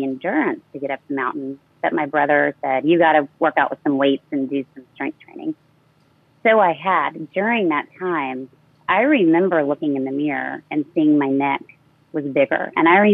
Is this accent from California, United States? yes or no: no; San Antonio, Texas, United States; moved away; to my hometown of San Antonio, Texas.